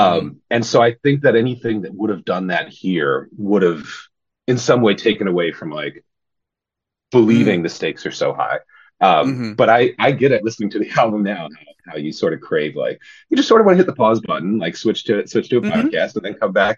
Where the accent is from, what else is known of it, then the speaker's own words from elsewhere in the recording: San Diego, California, United States; moved away; Yeah, I'm from San Diego, North County, San Diego, originally.